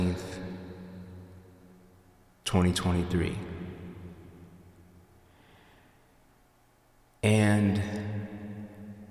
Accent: Yonkers, New York, United States; I was born in Yonkers, New York, December 16th, 1992.

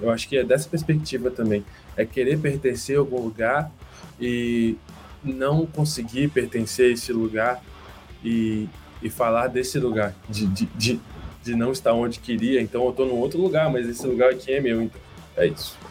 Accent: Vitória, Espírito Santo, Brazil; moved away; also born or lived in Londrina; eu não sou do Sul, eu nasci em Vitória, lá no Espírito Santo.

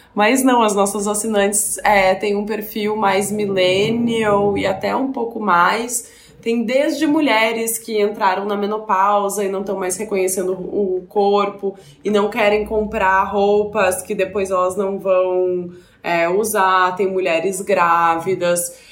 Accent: Porto Alegre, Rio Grande do Sul, Brazil; moved away as an adult; eu sou de Porto Alegre

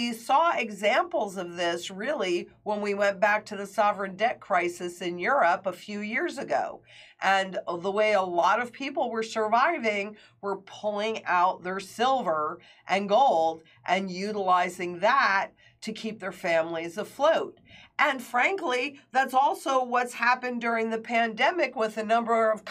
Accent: Kingston, New York, United States; moved away; Kingston, New York, my hometown

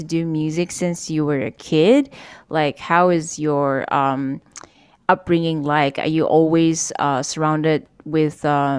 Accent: Kota Kinabalu, Sabah, Malaysia; my hometown. It's called Kota Kinabalu or KK City in the state of Sabah, East Malaysia, and we're part of the Borneo Islands.

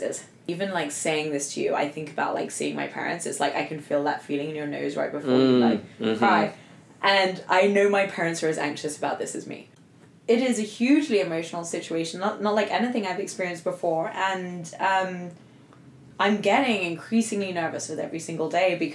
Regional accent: England, United Kingdom; moved away; I'm going back to England. My being English

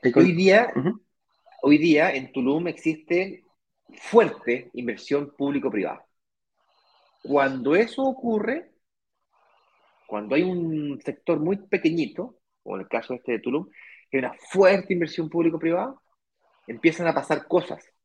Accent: Chile; moved away as an adult; now in Brazil; Yo soy chileno

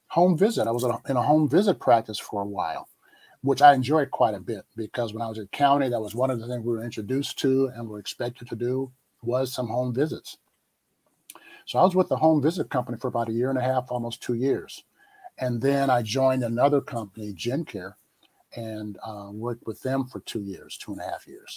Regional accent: Chicago, Illinois, United States; I grew up in Chicago and was able to go to medical school at Northwestern

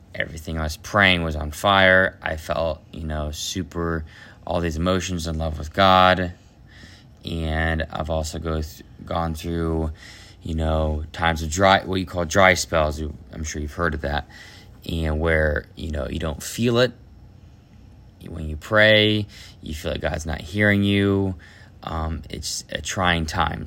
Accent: Ohio, United States; from Ohio, I am the youngest of eight children

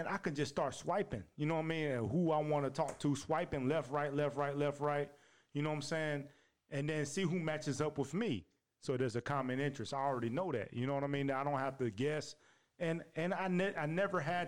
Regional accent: Tennessee, United States; I'm from Tennessee

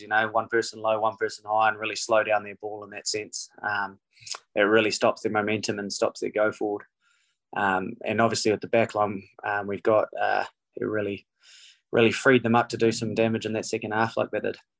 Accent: New Zealand; moved away as an adult; also born or lived in Canada; now in Seattle, United States; being a New Zealander

